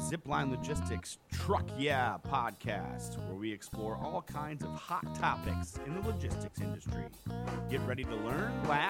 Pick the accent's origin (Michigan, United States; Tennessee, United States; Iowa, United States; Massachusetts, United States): Michigan, United States; Detroit; I am from Detroit